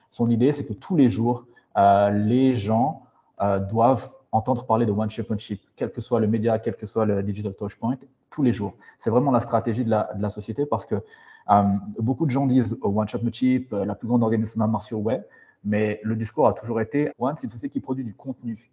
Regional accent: France; moved away as an adult; also born or lived in Paris / Switzerland; now in Singapore, Singapore; je suis malgache, mais j'ai grandi en France

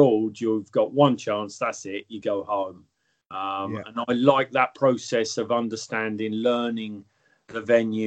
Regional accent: Dunstable, East of England, United Kingdom; moved away; also born or lived in Luton; I come from, I was born in Luton and I grew up most of my life in Dunstable, which is really next door to Luton.

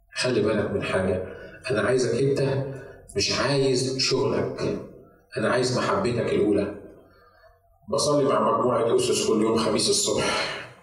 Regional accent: Egypt; moved away as an adult; now in United States; تعالى من مصر انا بتكلم عن نفسي تعالى من مصر عشان استخدمك في امريكا

